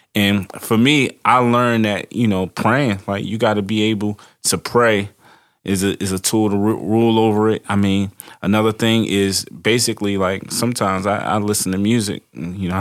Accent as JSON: {"language": "English", "town": "Baltimore", "region": "Maryland", "country": "United States", "tie": "born or raised there", "said": "I grew up in Baltimore City"}